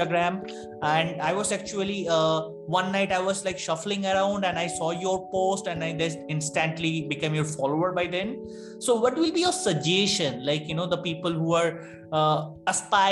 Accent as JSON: {"language": "English", "country": "India", "said": "I'm from India"}